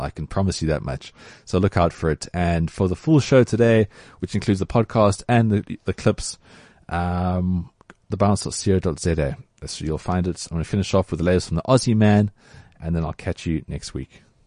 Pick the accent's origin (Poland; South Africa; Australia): South Africa; as a South African